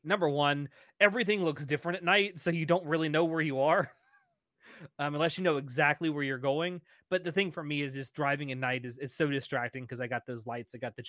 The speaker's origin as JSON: {"language": "English", "region": "Texas", "country": "United States", "said": "And I'm from Texas."}